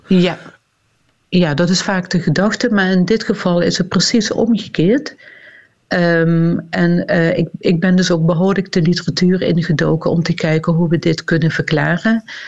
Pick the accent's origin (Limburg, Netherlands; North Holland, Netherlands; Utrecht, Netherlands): Limburg, Netherlands; accent: Limburgish; Iedere lange ei, dat is een, een woord met een i in mijn dialect